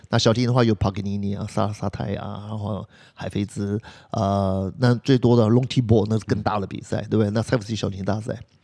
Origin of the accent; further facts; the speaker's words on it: Taiwan; 我们台湾人